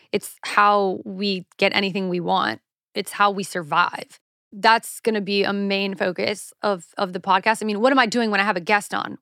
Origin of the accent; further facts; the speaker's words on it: South Carolina, United States; now in Los Angeles, United States; I'm from the South, honey. Like, we don't do scones there